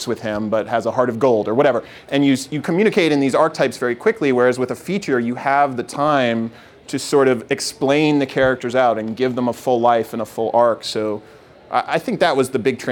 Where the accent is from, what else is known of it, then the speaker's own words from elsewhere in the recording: Massachusetts, United States; also born or lived in New York; I was born in New York, and I grew up in Massachusetts